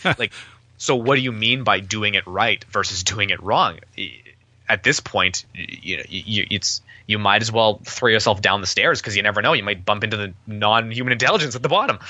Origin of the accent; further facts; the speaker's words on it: Winnipeg, Manitoba, Canada; I'm from Winnipeg